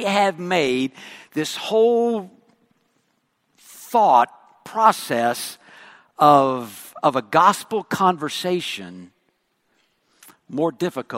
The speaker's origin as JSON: {"language": "English", "region": "West Texas", "country": "United States", "accent": "West Texan", "moved": "yes", "said": "I speak West Texan."}